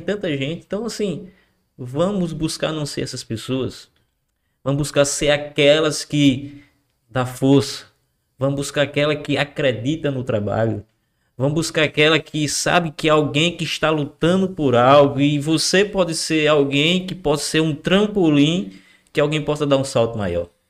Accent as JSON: {"language": "Portuguese", "town": "Macau", "region": "Rio Grande do Norte", "country": "Brazil", "tie": "born or raised there", "said": "É a cidade onde nós nascemos, onde nós crescemos"}